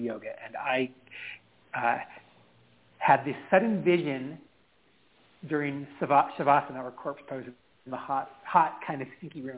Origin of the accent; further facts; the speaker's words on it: California, United States; also born or lived in Georgia; this half Japanese kid from California living with my black uncle and my white aunt